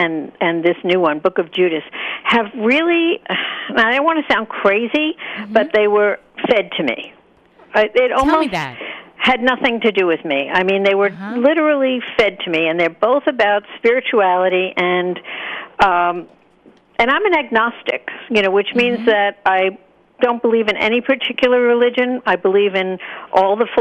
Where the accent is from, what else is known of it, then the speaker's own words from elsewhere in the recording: Hicksville, New York, United States; I grew up in Hicksville, Long Island.